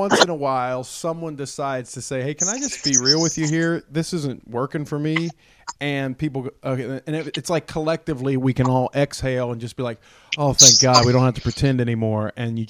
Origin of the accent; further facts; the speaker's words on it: Athens, Georgia, United States; This is us, man. We're from Athens, Georgia, and we're, you know, we like certain things.